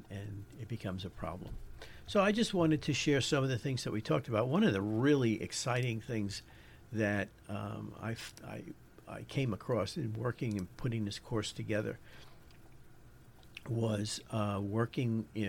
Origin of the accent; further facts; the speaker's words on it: New York, United States; accent: New York; My New York accent